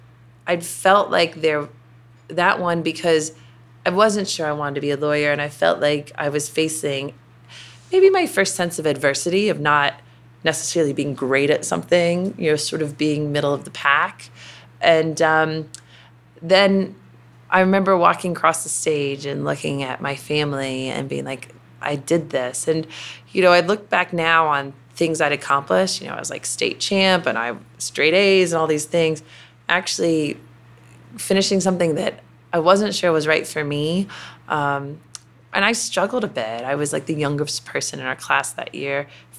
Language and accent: English; the South, United States; And again, growing up in the South, I would say there's a bit of an expectation